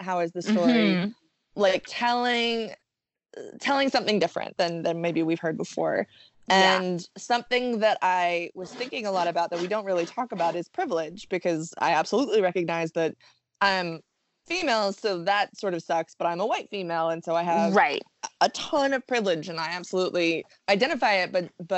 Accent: the South, United States; I grew up in the South

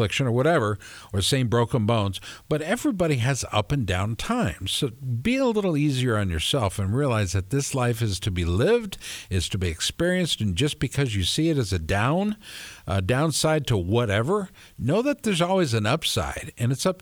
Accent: Minneapolis, Minnesota, United States; now in Central Iowa, United States; I'm from Minneapolis

